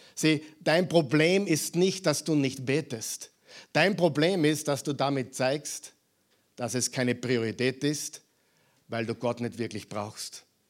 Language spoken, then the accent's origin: German; Mühlviertel, Upper Austria, Austria; moved away; Ich bin Müllviertler und beide Elternteile sind gebürtige Saarlandsbacher